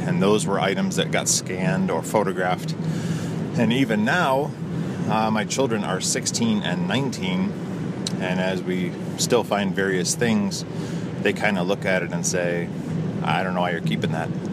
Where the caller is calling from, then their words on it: Toledo, Ohio, United States; I'm calling from the Toledo, Ohio area.